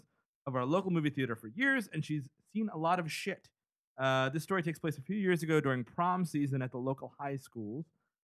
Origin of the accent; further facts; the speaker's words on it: New York City, New York, United States; I grew up in the Bronx